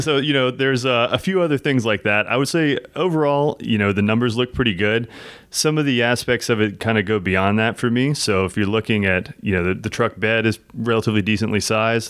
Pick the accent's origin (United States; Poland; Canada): United States; South Louisiana; I grew up in South Louisiana